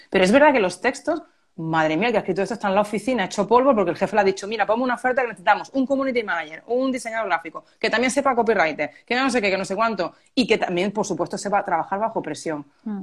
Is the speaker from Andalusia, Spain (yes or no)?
yes; Málaga, Andalusia, Spain; Málaga, yo soy de Málaga